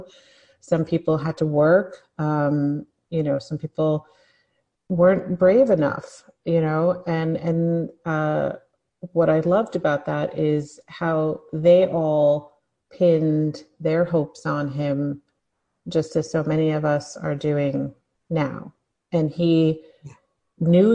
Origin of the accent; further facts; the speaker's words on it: New York City, New York, United States; also born or lived in Washington, D.C.; I grew up in New York. My family is from New York City.